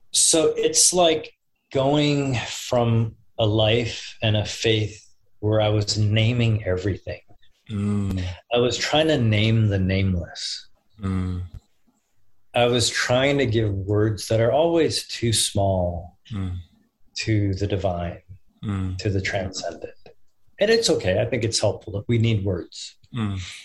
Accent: Austin, Texas, United States; I'm from Austin.

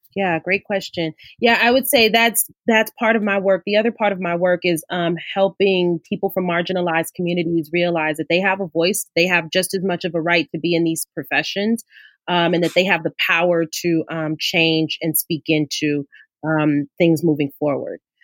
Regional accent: Los Angeles, California, United States; I grew up in South LA, so I grew up in in the inner city

